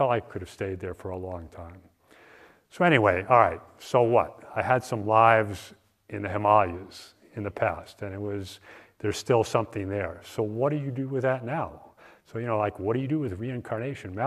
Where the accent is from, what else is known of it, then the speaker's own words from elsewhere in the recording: East Coast, United States; moved away; I grew up on the East Coast